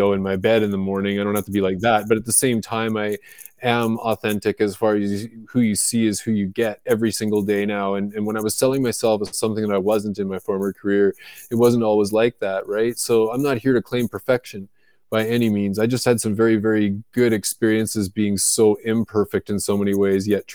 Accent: just outside of Vancouver, British Columbia, Canada; moved away as an adult; also born or lived in Florida, United States; I was born and raised in Canada, in just outside of Vancouver, British Columbia

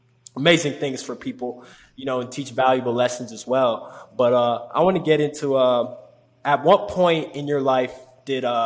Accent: Long Island, New York, United States; moved away; also born or lived in Florida; I'm from Long Island, New York, just not too far from Bronx

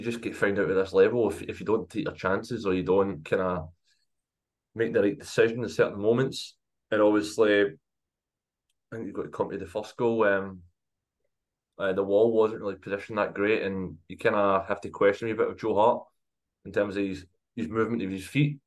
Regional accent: Scotland, United Kingdom; a Scottish football fan

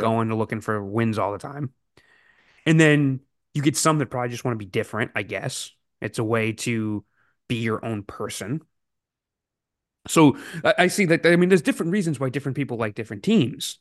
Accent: Massachusetts, United States; I grew up in Massachusetts

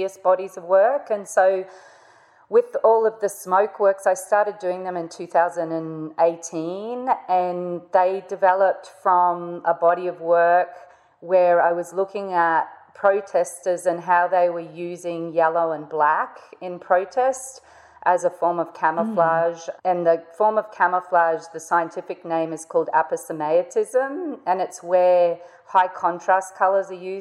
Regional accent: North Queensland, Australia; I grew up in North Queensland

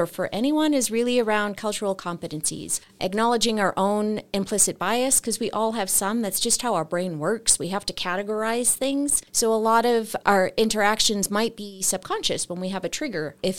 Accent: Boston, Massachusetts, United States; now in Flagstaff, United States; I came from Boston in August of 99, so I guess just about 23, 24 years.

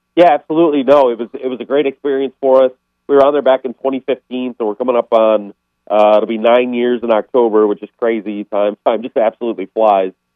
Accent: Chicago, Illinois, United States; I'm from Chicago

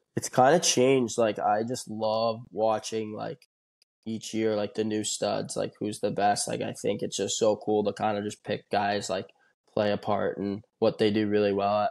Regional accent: Toledo, Ohio, United States; I'm from Ohio, um, born and raised in Toledo

